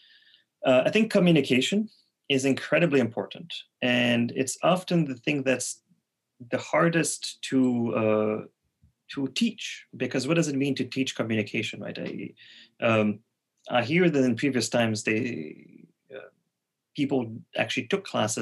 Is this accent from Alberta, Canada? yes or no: no; Quebec City, Quebec, Canada; first language French; English is a second language; also born or lived in Montreal; I'm from Quebec City, but I moved to Montreal